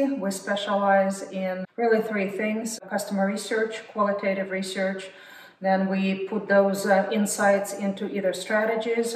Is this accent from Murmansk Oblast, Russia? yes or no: no; Moscow, Russia; also born or lived in Texas; now in United States; I'm not from Texas, so I was born and raised in Moscow.